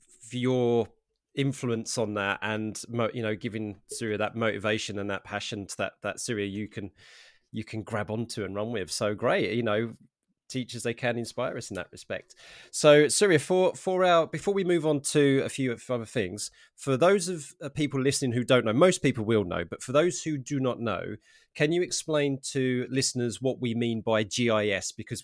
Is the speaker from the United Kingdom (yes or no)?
yes; England, United Kingdom; because I, of course, being English, I've got my cup of tea here, despite the fact that this podcast is called Coffee and Geography.